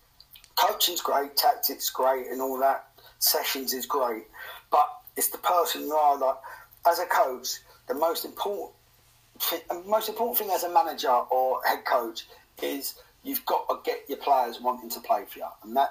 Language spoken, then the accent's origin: English; England, United Kingdom